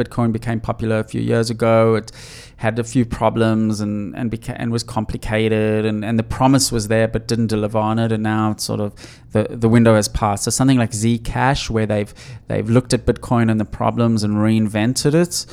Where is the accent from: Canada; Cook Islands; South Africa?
South Africa; I grew up in South Africa